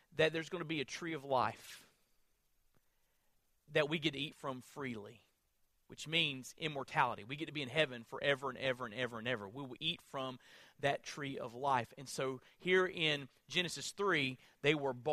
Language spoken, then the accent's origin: English; Florida, United States; I'm from Florida